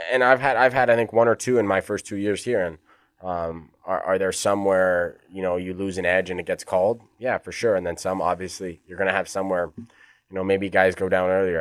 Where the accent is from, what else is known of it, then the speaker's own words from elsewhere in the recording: Edmonton, Alberta, Canada; now in Sweden; I'm from Edmonton